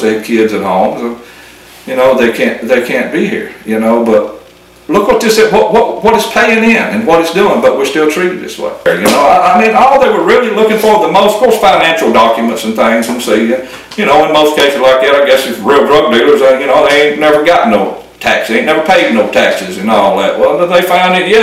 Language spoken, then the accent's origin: English; Louisiana, United States; now in Oklahoma, United States; I grew up in Louisiana